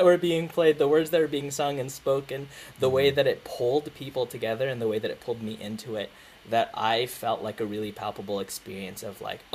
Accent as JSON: {"language": "English", "country": "Philippines", "said": "I'm Filipino"}